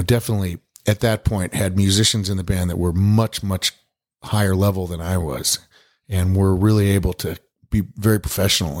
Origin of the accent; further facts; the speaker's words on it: Boulder, Colorado, United States; I was born and raised in Boulder and, uh, and, uh, grew up there.